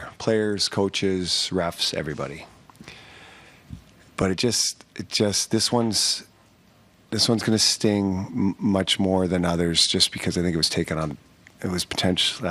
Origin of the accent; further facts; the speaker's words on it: Canada; being a Canadian kid growing up